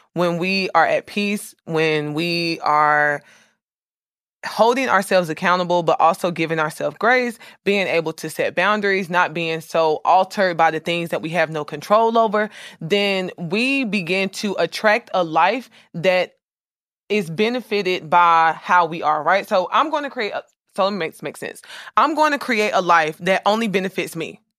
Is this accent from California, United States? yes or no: no; Jacksonville, Florida, United States; I'm from, I was raised in Florida. Duval